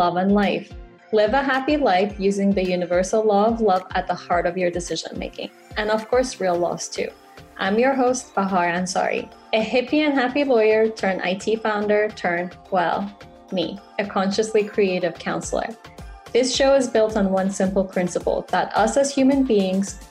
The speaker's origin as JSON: {"language": "English", "country": "Iran", "tie": "born or raised there", "moved": "yes", "said": "I grew up in Iran"}